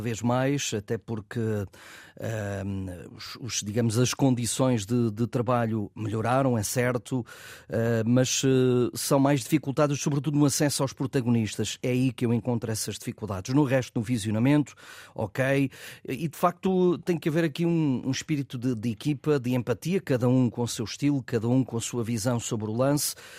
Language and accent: Portuguese; Peso da Régua, Norte, Portugal; do Sport Clube da Régua, que é o clube da minha terra